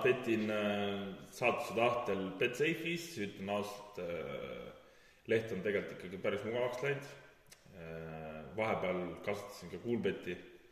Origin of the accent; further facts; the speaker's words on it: Pärnu County, Estonia; oleme siis äh, kohalik võistlusats, oleme Pärnumaalt pärit